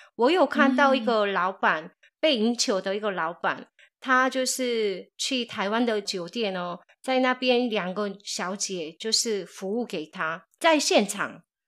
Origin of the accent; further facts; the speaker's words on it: South Korea; moved away; 我是从韩国来的